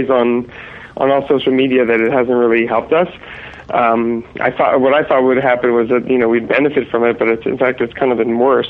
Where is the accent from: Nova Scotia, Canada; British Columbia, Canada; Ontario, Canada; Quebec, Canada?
Quebec, Canada; Montreal; moved away as an adult; now in Los Angeles, United States; I'm Canadian. I'm from Montreal originally. I've been out in L.A. for about 13 years